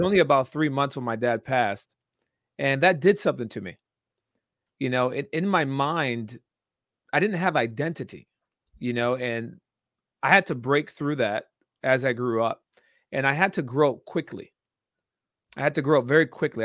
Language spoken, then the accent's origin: English; Danbury, Connecticut, United States; I was born and raised in Danbury, Connecticut, small town in, in Connecticut